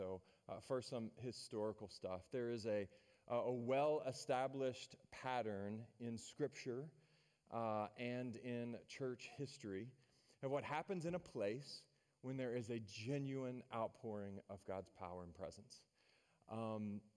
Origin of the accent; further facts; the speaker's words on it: Maryville, Tennessee, United States; I'm from Maryville. That's my hometown, which is a town just south of Knoxville, home of the University of Tennessee Volunteers.